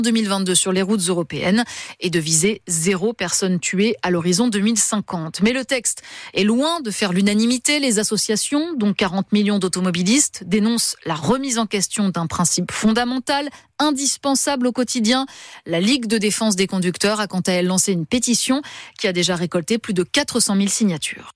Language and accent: French; France; Chez nous, en France